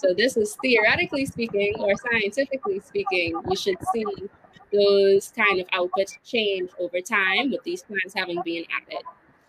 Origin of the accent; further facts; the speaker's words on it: Bahamas; I know in the Bahamas, when you say, oh, I'm from the Bahamas, then you ask, like, which island you're from? Like, people are really, really specific to their one island.